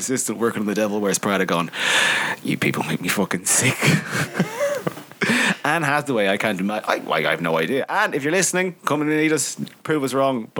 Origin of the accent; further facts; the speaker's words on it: Ireland; As an Irish person